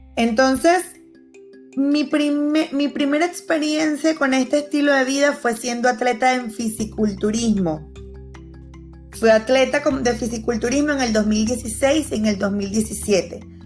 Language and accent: Spanish; Venezuela; moved away as an adult; now in Panama; Yo soy venezolana y hace cinco años pisé Panamá